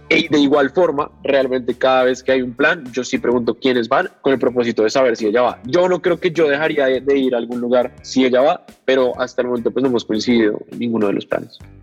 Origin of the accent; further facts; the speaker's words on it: Bogotá, Colombia; soy de Bogotá